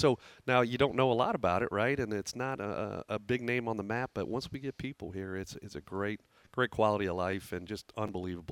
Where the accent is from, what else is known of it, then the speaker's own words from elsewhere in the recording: Deerfield, Illinois, United States; moved away as an adult; also born or lived in Indiana; now in Evansville, United States; I grew up about 30 miles north of Chicago in Deerfield, Illinois